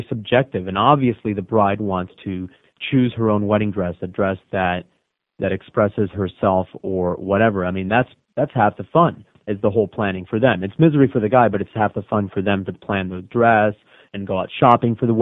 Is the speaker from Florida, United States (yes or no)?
yes; the Redlands, Florida, United States; I grew up in the Redlands.